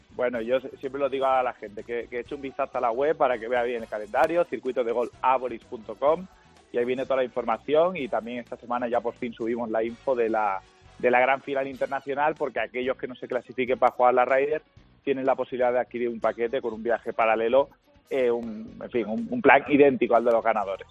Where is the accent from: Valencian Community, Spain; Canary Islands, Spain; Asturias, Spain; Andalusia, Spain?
Andalusia, Spain; a mi tierra